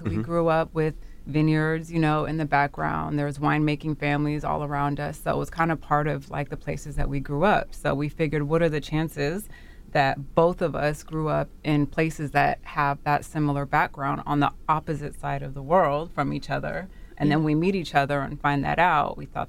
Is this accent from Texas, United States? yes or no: no; Monterey, California, United States; also born or lived in Los Angeles; And I grew up the coast in Monterey, in California.